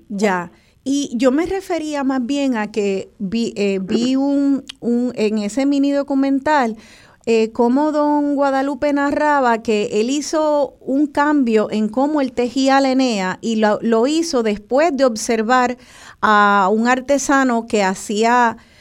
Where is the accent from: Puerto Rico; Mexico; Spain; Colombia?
Puerto Rico; como lo somos los puertorriqueños de la familia boricua